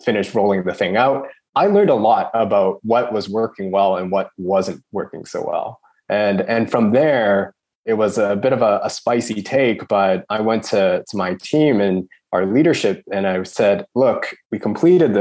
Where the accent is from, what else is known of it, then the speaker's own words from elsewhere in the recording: Canada; moved away as an adult; now in Sydney, Australia; I'd been born and raised in Canada